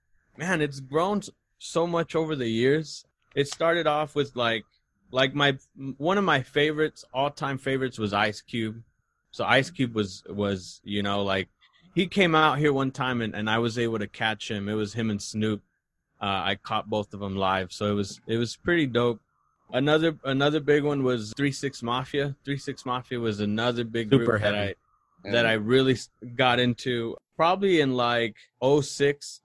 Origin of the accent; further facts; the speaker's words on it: Oxnard, California, United States; moved away as an adult; now in Utah, United States; we're originally from Southern California, a small city called Oxnard, which is in Ventura County